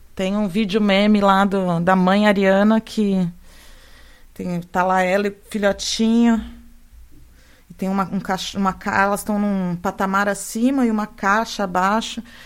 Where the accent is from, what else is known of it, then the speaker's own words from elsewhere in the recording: São Carlos, São Paulo, Brazil; moved away as an adult; also born or lived in Londrina; Fui, fui lá para Londrina, saí de São Carlos, fui lá para o norte do Paraná